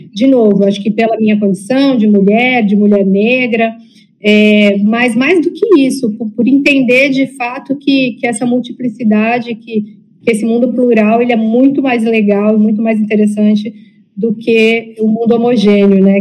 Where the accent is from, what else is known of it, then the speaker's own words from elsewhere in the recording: São Paulo, Brazil; moved away as an adult; also born or lived in Amazon; Ao mesmo tempo que eu nasci em São Paulo, sou filha de pais nordestinos